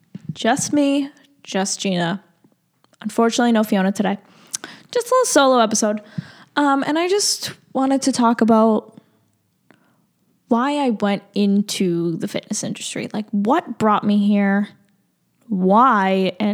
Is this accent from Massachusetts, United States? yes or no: yes; Boston, Massachusetts, United States; And I'm born and raised in Massachusetts. Boston area.